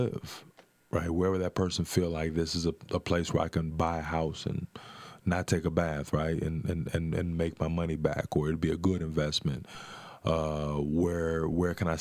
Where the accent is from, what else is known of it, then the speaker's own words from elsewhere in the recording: Omaha, Nebraska, United States; when I made the decision to come back, to move back to Omaha, I bought the house that I grew up in on Miami Street.